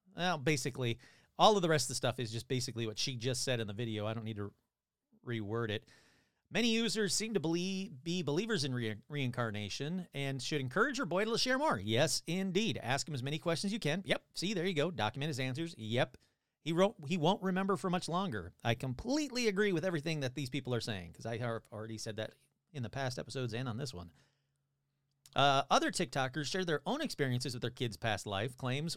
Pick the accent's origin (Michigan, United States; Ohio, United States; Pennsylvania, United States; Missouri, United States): Michigan, United States; now in California, United States; I'm from Michigan